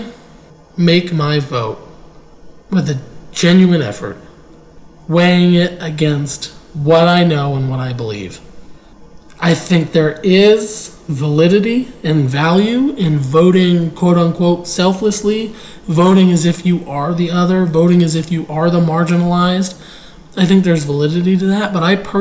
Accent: United States; we're all American

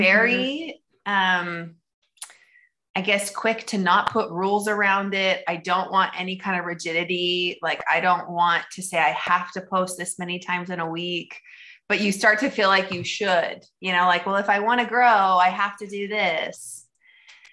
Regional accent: Idaho, United States; moved away as an adult; now in Orem, United States; So I am originally from Idaho. That's where I was born and raised

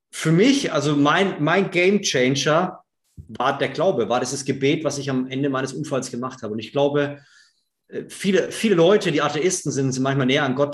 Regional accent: Bavaria, Germany; ich komme aus Unterfranken. Ja, die Franken sind immer so ein ja, trockenes, schwieriges Volk, was, was schwierig aufzumachen ist.

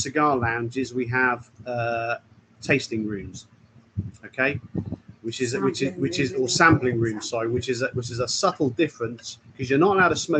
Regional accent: England, United Kingdom; we're English

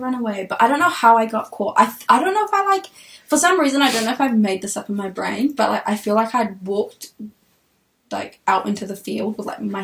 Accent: Auckland, New Zealand; also born or lived in Ethiopia / North Shore, Auckland; I was born in Ethiopia, moved to New Zealand when I was 5, grew up here, went to school here

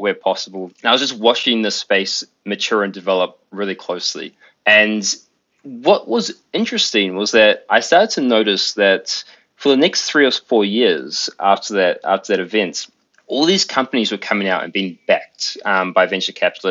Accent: New Zealand; growing up in New Zealand.

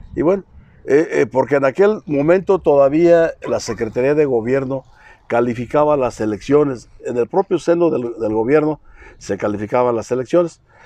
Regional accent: Sierra de Arteaga, Michoacán, Mexico; soy originario de la Sierra de Arteaga

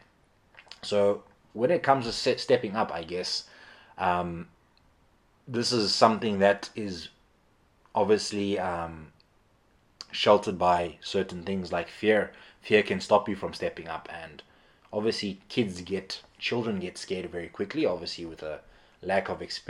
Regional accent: Eastern Cape, South Africa; I grew up in the Eastern Cape in South Africa

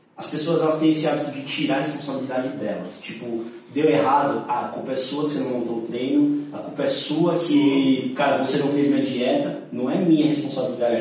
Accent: São Bernardo do Campo, São Paulo, Brazil; moved away as an adult; eu sou de São Bernardo, trabalhava numa academia desse tamanho, assim, eu tinha vindo pra São Paulo duas vezes na vida

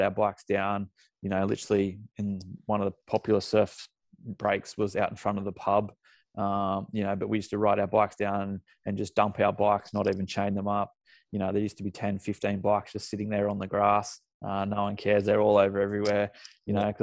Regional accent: Lennox Head, New South Wales, Australia; moved away as an adult; also born or lived in Singleton / Sydney / London; now in Maitland, Australia; mum and dad moved from Singleton up to Lennox Head. So that's mainly where I did all my schooling

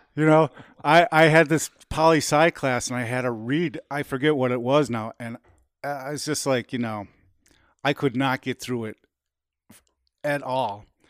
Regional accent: United States; we're Americans

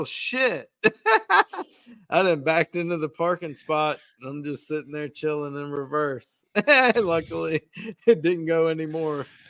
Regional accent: Virginia, United States; I am from Virginia

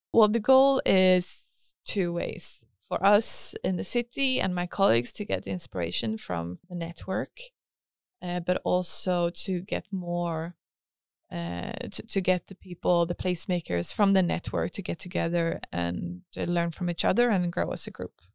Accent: Helsingborg, Skåne, Sweden; also born or lived in Stavanger; I grew up here in Helsingborg

